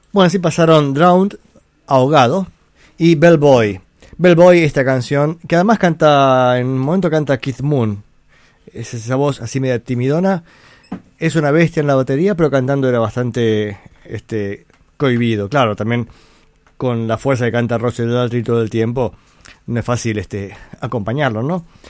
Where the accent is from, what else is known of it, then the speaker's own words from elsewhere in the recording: Buenos Aires, Argentina; Yo nací en Balvanera, si no me equivoco. O sea, sí sé dónde nací, pero creo que el centro gallego que queda en la calle Belgrano, en Buenos Aires, está en el barrio Balvanera